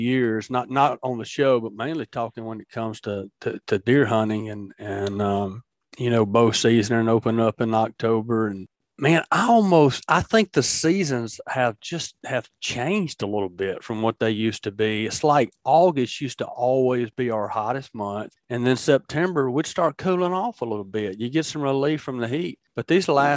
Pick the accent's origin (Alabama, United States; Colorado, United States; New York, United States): Alabama, United States; Tombigbee River and Black Warrior River; I grew up jug fishing on the Tombigbee River and the Black Warrior